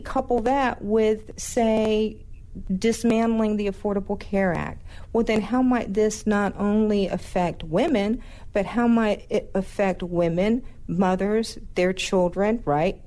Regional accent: North Georgia, United States; I was a 14-year-old girl that was growing up in North Georgia

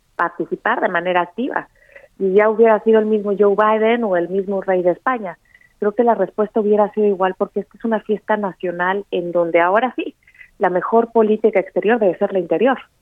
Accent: Mexico; somos mexicanos

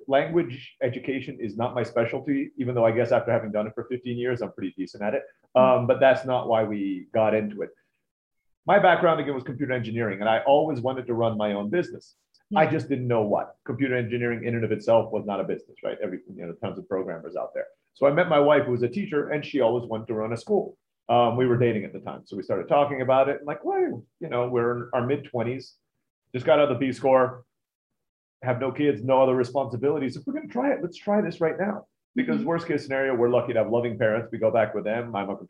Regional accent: Turkey; also born or lived in Philippines; now in United States; I was born in the Philippines, grew up in Turkey.

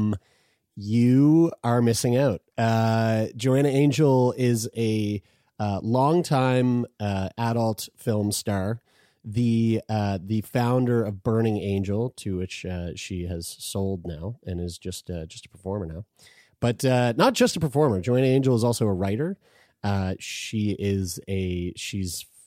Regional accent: Lower Sackville, Nova Scotia, Canada; a local video store in my hometown called Excitement Video, spelled with an X

